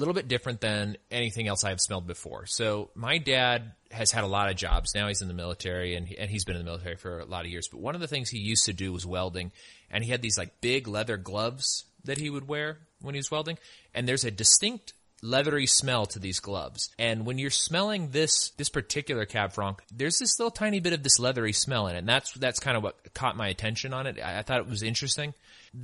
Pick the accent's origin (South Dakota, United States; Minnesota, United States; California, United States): California, United States; I'm from California, and my family used to go up to Apple Hill and go apple picking all the time.